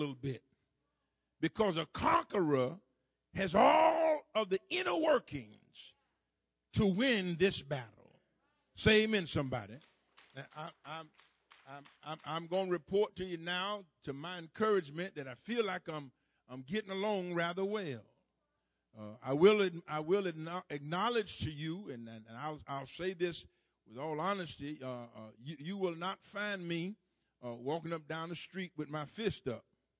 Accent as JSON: {"language": "English", "area": "Duval County", "region": "Florida", "country": "United States", "tie": "born or raised there", "said": "when I grew up down in Duval County"}